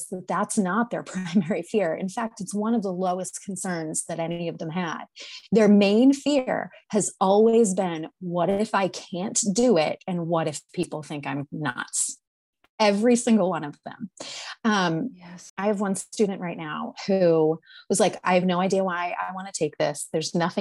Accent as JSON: {"language": "English", "region": "North Shore of Massachusetts", "country": "United States", "moved": "yes", "lives_now": "Maine, United States", "said": "we are from Massachusetts. I live in Maine now, but we're from Massachusetts. We're from the North Shore of Massachusetts"}